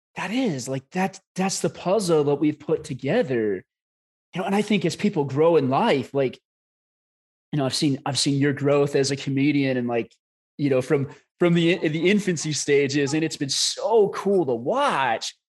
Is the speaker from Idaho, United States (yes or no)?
no; Scottsdale, Arizona, United States; we're both from Arizona up in Scottsdale.